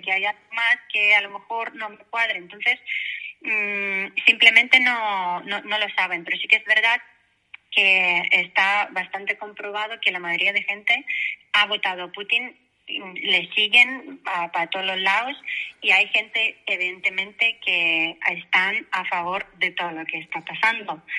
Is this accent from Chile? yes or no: no; Belarus; Spanish is a second language; moved away as an adult; also born or lived in Poland / Valencia, Spain; now in Spain; yo nací en la Unión Soviética cuando todavía existía. El país Mm, donde yo nací, que es ahora mismo República de Bielorrusia